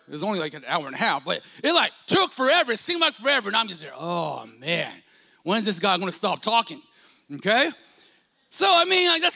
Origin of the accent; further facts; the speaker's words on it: Stockton, California, United States; I grew up in South Stockton, you know, considered, maybe still is considered, a bad side of the city